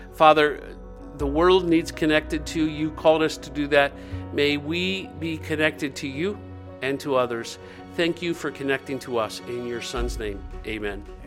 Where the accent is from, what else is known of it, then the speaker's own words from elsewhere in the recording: Dayton, Ohio, United States; I grew up in Dayton, Ohio, two forty West Norman, and I lived where all of our neighbors knew us